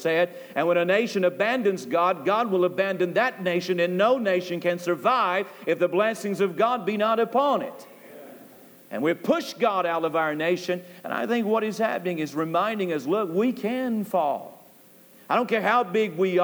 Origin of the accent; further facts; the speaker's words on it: United States; we as American people